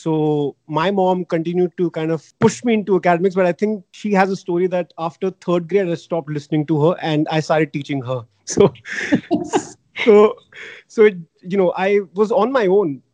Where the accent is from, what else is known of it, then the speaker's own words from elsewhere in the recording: Delhi, India; I grew up in Delhi